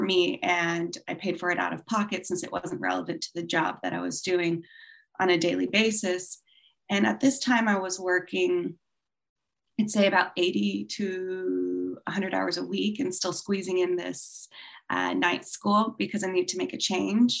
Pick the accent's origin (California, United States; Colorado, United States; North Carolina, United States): California, United States; also born or lived in Hong Kong; I'm from California. And as you said, based in Los Angeles